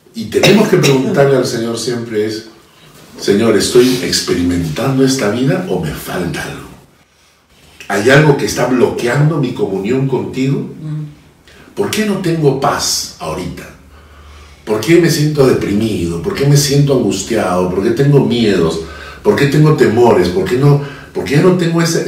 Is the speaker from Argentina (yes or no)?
no; Peru; todos somos peruanos